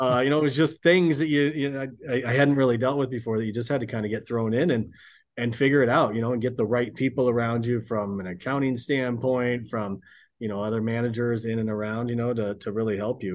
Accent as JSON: {"language": "English", "town": "Hastings", "region": "Nebraska", "country": "United States", "tie": "born or raised there", "moved": "yes", "said": "I'm, I'm originally from Nebraska, grew up in a small town, uh, Hastings, Nebraska."}